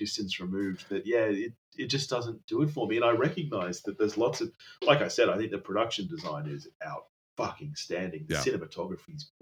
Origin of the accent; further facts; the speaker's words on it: Australia; I'm Australian